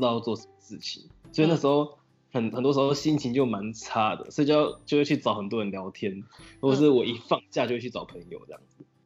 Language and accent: Chinese; Sanchong, New Taipei, Taiwan; moved away as an adult; now in Taitung, Taiwan; 沙丁坡，三重人